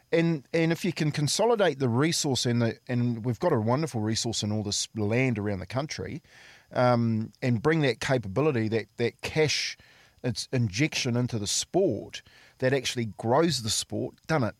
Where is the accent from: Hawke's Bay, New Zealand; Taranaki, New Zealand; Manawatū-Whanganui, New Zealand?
Taranaki, New Zealand; Waitara; my hometown. Yep. So Waitara, we had a we had a rugby club